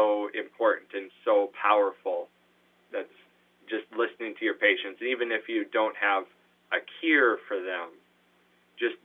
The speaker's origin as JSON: {"language": "English", "town": "Madison", "region": "South Dakota", "country": "United States", "moved": "yes", "lives_now": "Brookings, United States", "said": "Even though I was from Madison"}